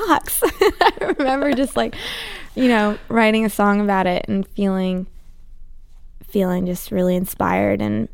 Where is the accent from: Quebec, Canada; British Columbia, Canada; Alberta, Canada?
British Columbia, Canada; Vancouver; moved away; also born or lived in Nashville; I'm from Vancouver.